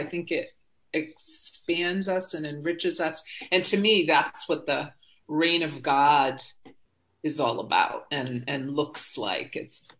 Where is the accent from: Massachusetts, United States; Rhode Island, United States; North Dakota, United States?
Rhode Island, United States; Providence; So I grew up in Rhode Island and in a Lutheran church, which today it's still there, St. Paul's Lutheran Church on Elmwood Avenue in South Providence.